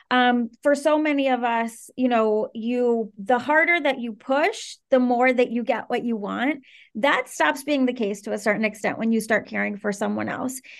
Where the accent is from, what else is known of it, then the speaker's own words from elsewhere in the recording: Caracas, Capital District, Venezuela; also born or lived in Washington, D.C. / Maryland; I'm originally from Venezuela, and I I grew up between Venezuela and the D.C. area. So I spent truly 50% of my childhood in Caracas and 50% in the D.C. area